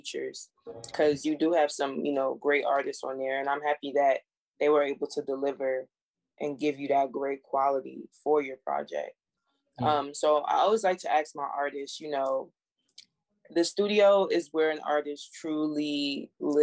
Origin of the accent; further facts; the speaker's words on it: Jamaica; I'm Jamaican